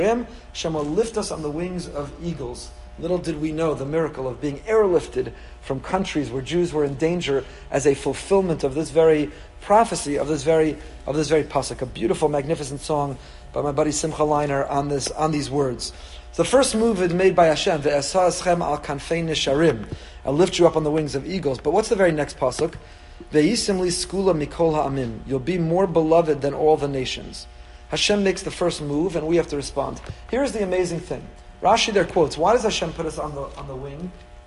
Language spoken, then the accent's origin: English; New York, United States; Anyway, so this is the way I was raised as a New Yorker.